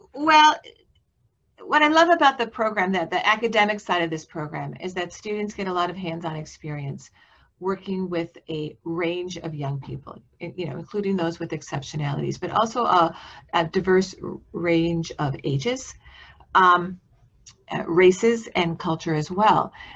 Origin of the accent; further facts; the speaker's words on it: Milwaukee, Wisconsin, United States; moved away as an adult; also born or lived in Austin, Texas; now in Iowa, United States; I grew up in uh, Wisconsin. I grew up in Milwaukee.